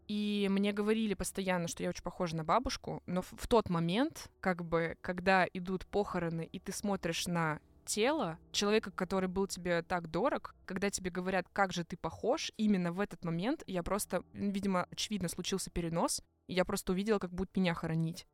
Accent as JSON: {"language": "Russian", "town": "Ozersk", "region": "Chelyabinsk Oblast", "country": "Russia", "tie": "born or raised there", "moved": "yes", "said": "я приехала на лето в, в Озерск, где я родилась, на Урале"}